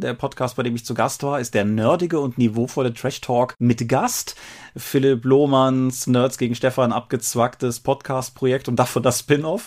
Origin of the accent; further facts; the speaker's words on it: Rhineland, Germany; accent: Rhineland; wir sind Rheinländer